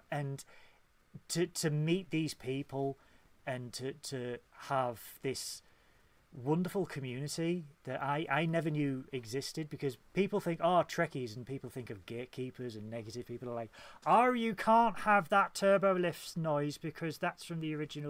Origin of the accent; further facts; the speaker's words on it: Hull, Yorkshire and the Humber, United Kingdom; I'm from Hull